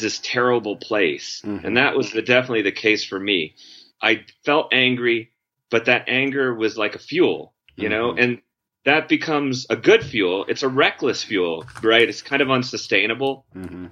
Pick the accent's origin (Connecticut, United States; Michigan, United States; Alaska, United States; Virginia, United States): Connecticut, United States; I grew up in Connecticut